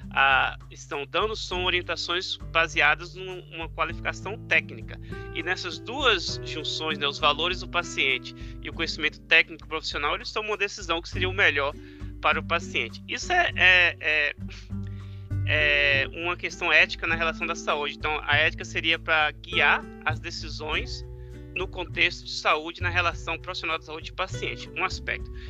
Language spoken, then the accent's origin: Portuguese; Brazil; moved away as an adult; now in United States; Às vezes quando eu venho do Brasil, eu trago um pouco óleo do piqui para mim. E eu vim parar nos Estados Unidos por questão do doutorado.